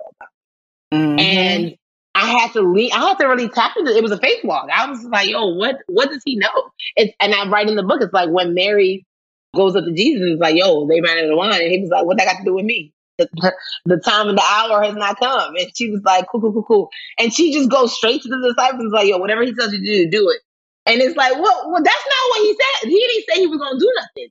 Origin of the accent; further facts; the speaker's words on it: Nigeria; as a Nigerian